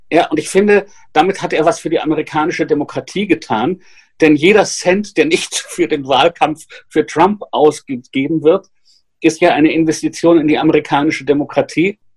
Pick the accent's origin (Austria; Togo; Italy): Austria; Ich bin ja in Österreich aufgewachsen in den 70er Jahren.